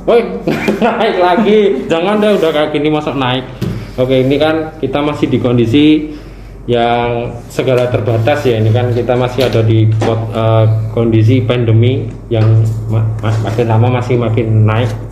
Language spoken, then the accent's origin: Indonesian; Yogyakarta, Special Region of Yogyakarta, Indonesia; accent: medok; kita dari Jogja ya. Jadi kita dari kontingen dari daerah